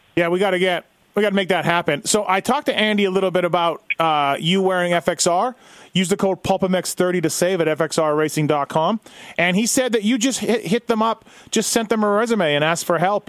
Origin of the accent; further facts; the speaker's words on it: Canada; I'm Canadian